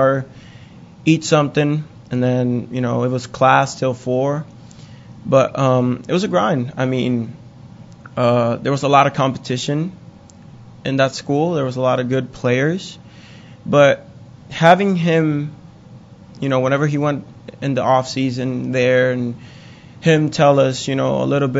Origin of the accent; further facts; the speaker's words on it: Puerto Rico; moved away as an adult; growing up in Puerto Rico, we have, you know, if you play baseball, you have one of the biggest heroes back home is Roberto Clemente